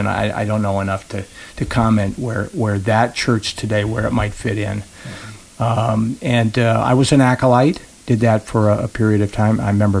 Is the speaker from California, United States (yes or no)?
yes; Hollywood, California, United States; born there; I was born in Hollywood, California. My sister and I were born in Hollywood.